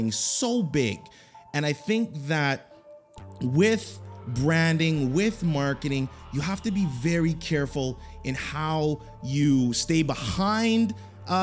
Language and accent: English; Canada; I'm Canadian, I'm not American